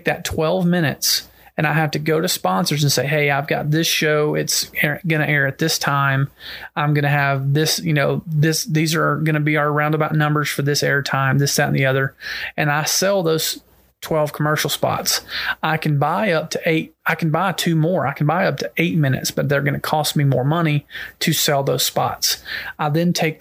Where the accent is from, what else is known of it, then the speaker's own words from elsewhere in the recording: Georgia, United States; my home state, I was born and raised here